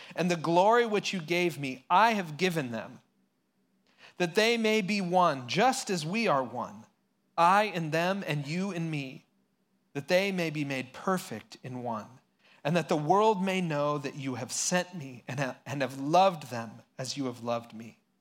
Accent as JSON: {"language": "English", "town": "San Luis Obispo", "region": "California", "country": "United States", "tie": "born or raised there", "said": "I grew up in San Luis Obispo here"}